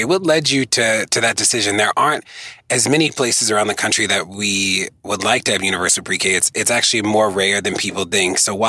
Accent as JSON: {"language": "English", "area": "Baltimore County", "region": "Maryland", "country": "United States", "tie": "born or raised there", "said": "I went to high school and middle school in the county."}